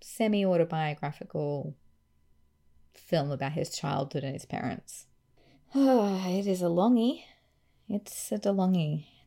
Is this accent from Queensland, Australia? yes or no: yes; Queensland, Australia; I'm from Queensland